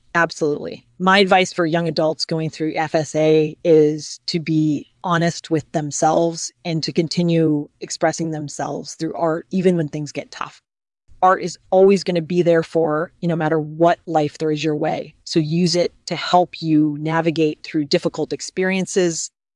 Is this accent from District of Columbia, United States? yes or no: yes; Washington, District of Columbia, United States; I was born in Washington, D C, and I grew up in a traditional middle class family